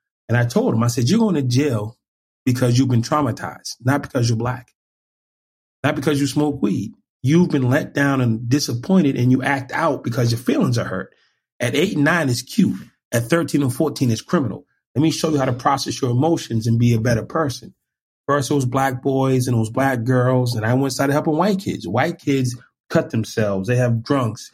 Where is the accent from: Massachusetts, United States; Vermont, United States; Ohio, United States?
Massachusetts, United States; Boston; I'm from Boston. I used to ride my skateboard in Harvard Square